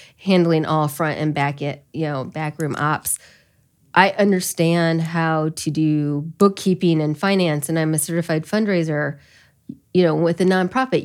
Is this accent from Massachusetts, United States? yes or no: no; Elkhart County, Indiana, United States; also born or lived in Korea; I grew up in Elkhart County